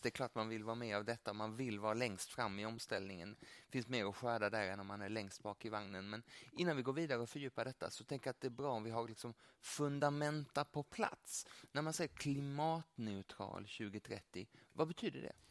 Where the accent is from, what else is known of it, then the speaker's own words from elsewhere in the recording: Lund, Skåne, Sweden; moved away as an adult; now in Bangkok, Thailand; jag är ju gammal lundapåg